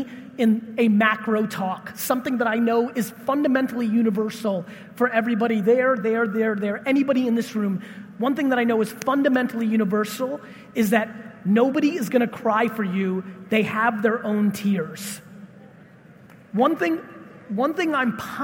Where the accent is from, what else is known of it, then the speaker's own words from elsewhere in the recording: Russia; I was born in Russia